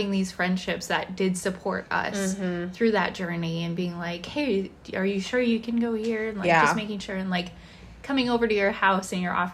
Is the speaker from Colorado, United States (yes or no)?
yes; Colorado, United States; I grew up in Colorado and that's the lifestyle